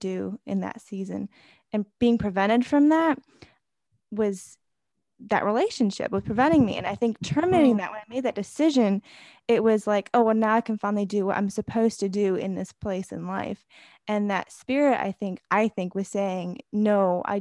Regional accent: Germany; moved away; I grew up in Germany where like, it's like this like big, you drink beer and you have this like, festivals and all this stuff

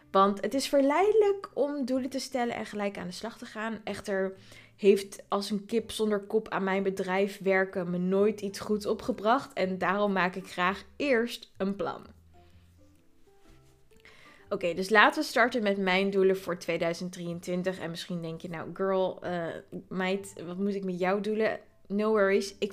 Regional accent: Voorburg, South Holland, Netherlands; Eh, ik ben zelf geboren en getogen in Voorburg, maar dat ligt echt naast Den Haag.

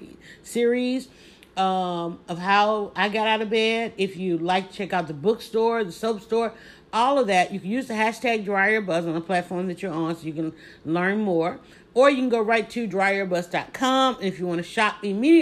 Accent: the South, United States; accent: southern; I have a southern accent

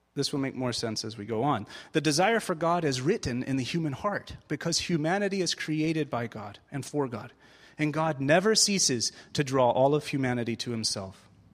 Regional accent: United States; moved away; also born or lived in Springfield, Missouri; I am American

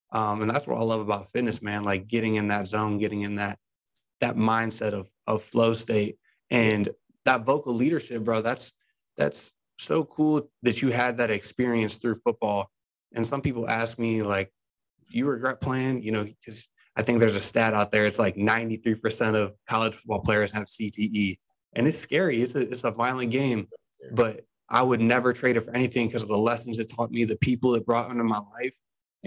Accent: Ohio, United States; I'm from Ohio

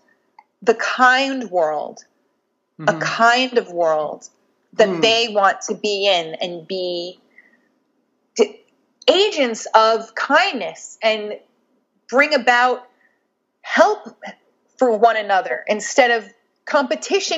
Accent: Nyack, New York, United States; I came from Nyack, New York, in Rockland County, outside of New York City. It is very close to the city, but mentally and culturally light years away. I grew up. The Nyack I grew up

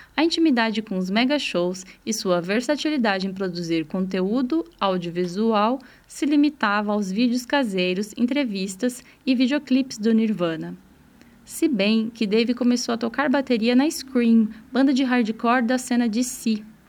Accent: interior of São Paulo, Brazil; Anos 90, adolescente vivendo no interior de São Paulo

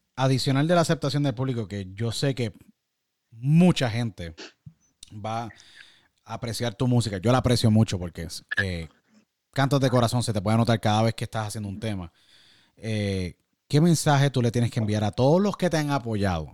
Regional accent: San Juan, Puerto Rico; moved away as an adult; also born or lived in Miami; Yo nací en San Juan, Puerto Rico y me crié en Puerto Rico y estuve en Puerto Rico hasta más o menos 21, 22 más o menos.

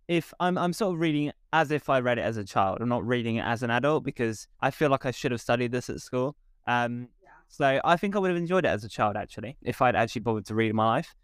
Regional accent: England, United Kingdom; we as English people

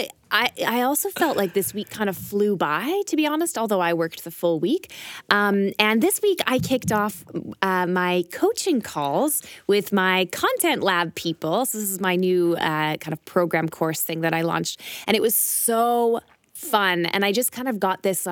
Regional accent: Canada; moved away; also born or lived in Berlin; we're both Canadian.

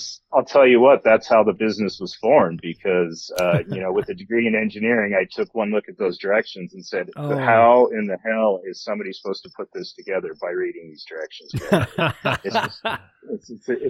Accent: Montana, United States; moved away as an adult; also born or lived in Arizona / Oregon; now in Utah, United States; I grew up in Montana

